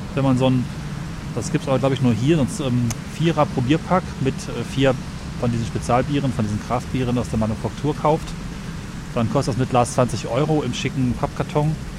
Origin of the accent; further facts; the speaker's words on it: Northern Germany, Germany; als Norddeutscher